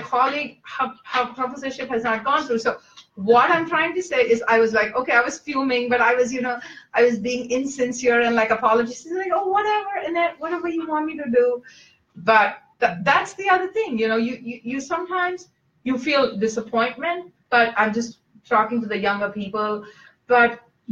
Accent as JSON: {"language": "English", "country": "India", "tie": "born or raised there", "moved": "yes", "said": "growing up in India"}